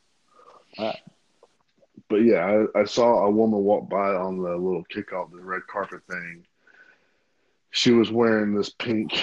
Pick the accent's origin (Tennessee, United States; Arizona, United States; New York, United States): Tennessee, United States; Memphis; I'm from Memphis